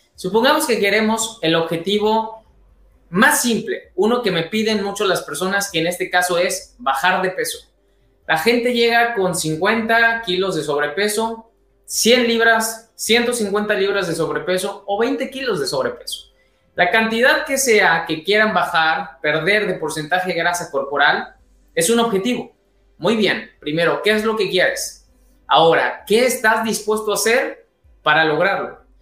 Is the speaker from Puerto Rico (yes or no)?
no; Mexico